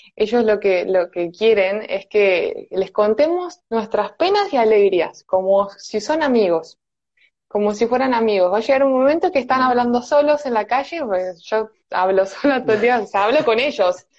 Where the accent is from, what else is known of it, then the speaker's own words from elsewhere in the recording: Buenos Aires, Argentina; soy de Buenos Aires, Argentina